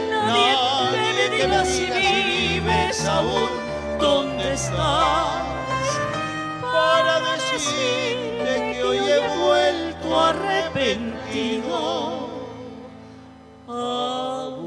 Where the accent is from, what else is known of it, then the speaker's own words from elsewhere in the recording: Buenos Aires, Argentina; also born or lived in Córdoba, Argentina; me crié en Buenos Aires, pero nací acá en Córdoba.